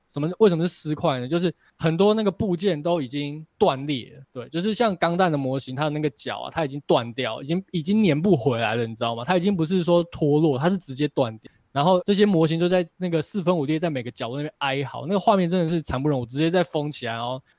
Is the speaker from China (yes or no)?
no; Taipei, Taiwan; moved away as an adult; now in Taichung, Taiwan; 我是从台北搬到台中嘛